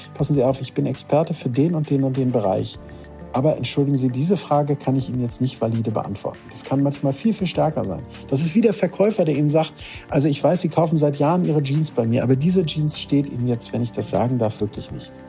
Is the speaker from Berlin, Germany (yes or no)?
no; Lübeck, Schleswig-Holstein, Germany; also born or lived in Hamburg / Heide; gebürtiger Lübecker.